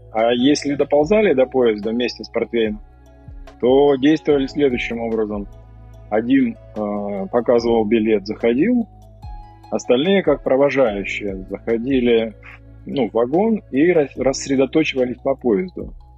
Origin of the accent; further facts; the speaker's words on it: Kamchatka Krai, Russia; moved away as an adult; also born or lived in Sevastopol / Saint Petersburg; Родился в Севастополе, а, потом уехал на Камчатку в возрасте 4 лет. Жил на Камчатке до окончания школы, периодически выезжая оттуда.